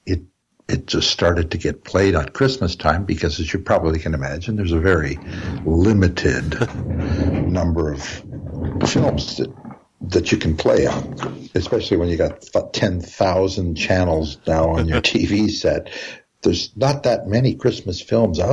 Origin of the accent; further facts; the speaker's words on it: Canada; I'm a composer, I'm a Canadian